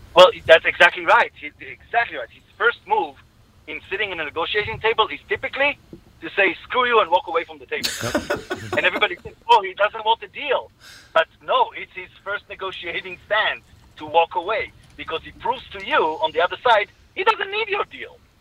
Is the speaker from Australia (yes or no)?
no; Israel; accent: Israeli; from my accent you can hear I'm Israeli